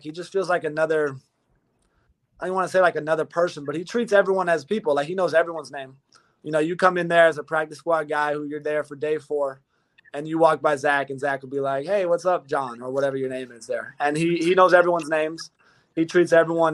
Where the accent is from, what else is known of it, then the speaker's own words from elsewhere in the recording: California, United States; I'm from Cali